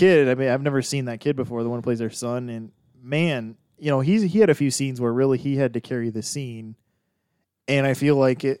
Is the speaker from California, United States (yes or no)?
no; Texas, United States; I'm from Texas, always have been, born here.